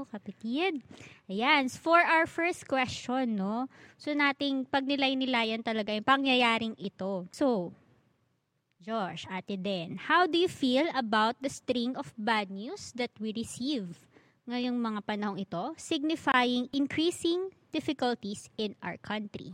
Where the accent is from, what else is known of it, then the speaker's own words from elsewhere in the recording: Philippines; bilang Pilipino